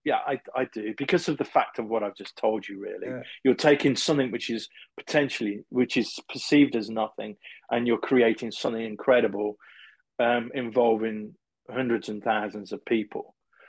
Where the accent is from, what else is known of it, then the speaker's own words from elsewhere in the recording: England, United Kingdom; being English